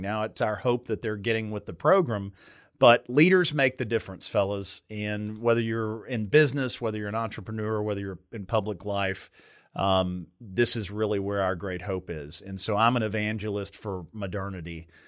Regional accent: Meade County, Kentucky, United States; I grew up in Meade County, Kentucky

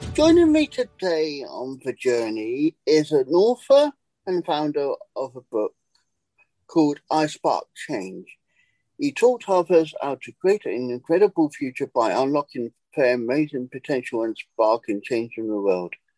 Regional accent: England, United Kingdom; moved away as an adult; now in United States; I decided to take the jump and leave England

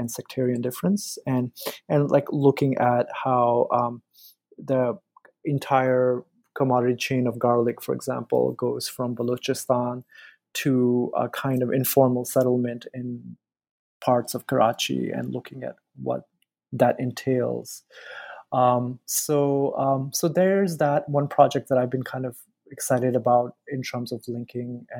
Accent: United States; growing up in the States

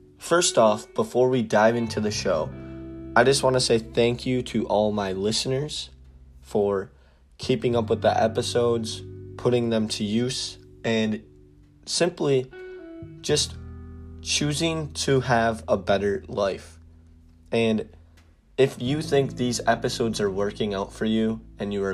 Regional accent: Wisconsin, United States; I'm from Wisconsin

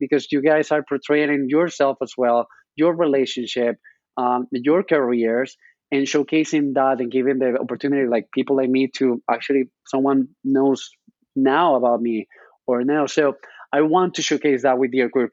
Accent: Spain; English is a second language; moved away as an adult; now in New York, United States; I'm coming from Spain, so that's why this cute accent that you can hear right now

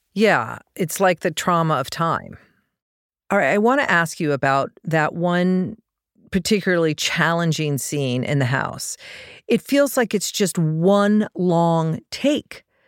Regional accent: Colorado, United States; I grew up in Colorado

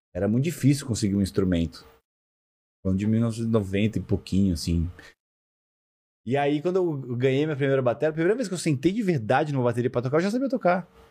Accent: Rio de Janeiro, Brazil; eu nasci no Rio, né? E eu sempre fui muito molecão, assim, de, de, de galera, de futebol, de estar tá na rua. Cresci muito em olaria, na casa da minha avó

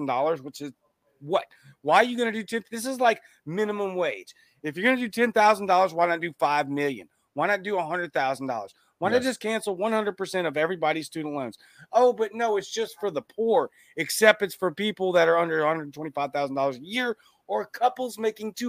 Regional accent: Louisiana, United States; now in Mississippi, United States; I'm from Louisiana

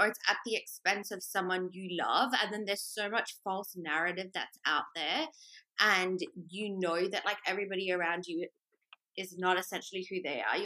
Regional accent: Australia; being Australian and growing up as a part of the Commonwealth

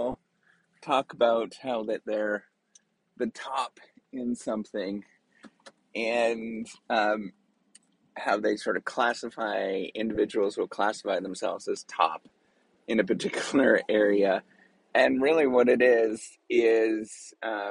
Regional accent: Northern Ontario, Canada; I'm Canadian. I was born and raised in actually real, real hardcore Canadian area. And we're sort of the Canadian of the Canadian part. Like Northern Ontario, you know, in a small little town.

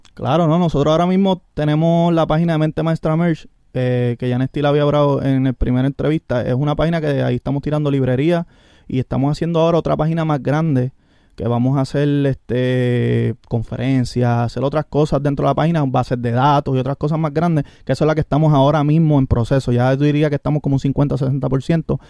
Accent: Orocovis, Puerto Rico; Yo soy de Orocovi

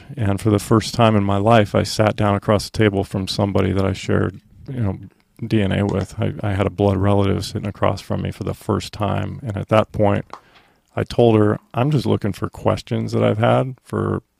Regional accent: Effingham, Illinois, United States; born there; I was born in Effingham, Illinois.

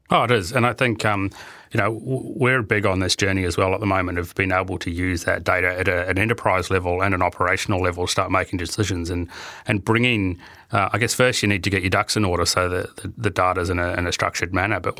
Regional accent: New Zealand; you know, being a Kiwi, it was quite good to see the. Uh, the um, the Kiwi team in the final, even though we didn't do overly well.

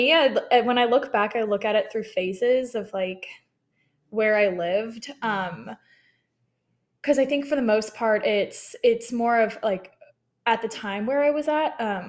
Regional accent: Colorado Springs, Colorado, United States; also born or lived in Texas; I say I'm originally from Colorado Springs, but I actually grew up a military brat, so I moved a little bit all over. And then found myself in Texas to go to TCU for 4 years

